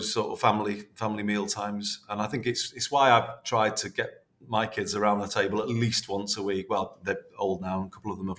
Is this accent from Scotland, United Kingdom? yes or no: no; Liverpool, North West England, United Kingdom; also born or lived in Greater Manchester; my mum and dad both being from Liverpool. I was born in Liverpool, even though I'm the mayor of Greater Manchester